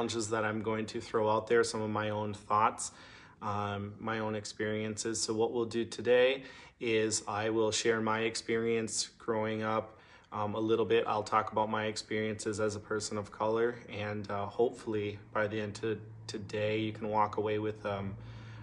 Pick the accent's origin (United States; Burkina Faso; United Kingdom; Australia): United States; Minneapolis, Minnesota; moved away as an adult; now in Duluth, United States; I grew up in Minneapolis